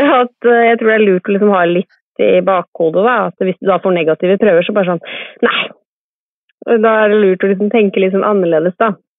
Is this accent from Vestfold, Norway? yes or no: yes; Kodal, Vestfold, Norway; also born or lived in Sandefjord; now in Trondheim, Norway; Jeg er født og oppvokst på en gård i Vestfold